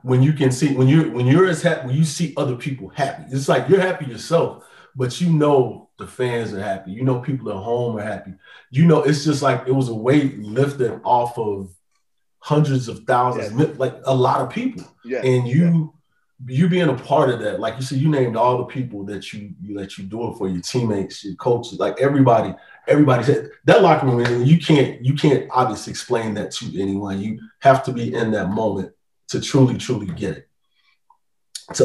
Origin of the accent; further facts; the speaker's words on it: South Carolina, United States; I'm from South Carolina